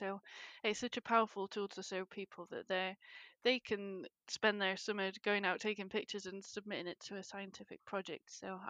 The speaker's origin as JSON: {"language": "English", "town": "Sheffield", "region": "Yorkshire and the Humber", "country": "United Kingdom", "tie": "born or raised there", "moved": "as an adult", "lives_now": "Scotland, United Kingdom", "said": "So I grew up in Sheffield, which is an industrial city in the middle of England, nowhere near the sea whatsoever, with no family background of academia or studying, or even from moving out of Sheffield"}